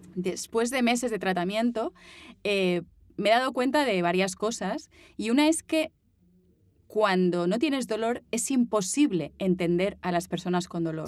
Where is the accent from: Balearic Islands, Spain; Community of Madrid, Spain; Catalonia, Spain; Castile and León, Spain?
Balearic Islands, Spain; Mallorca; accent: Mallorcan; moved away as an adult; now in Barcelona, Spain; yo me fui de Mallorca tenía que irme de Mallorca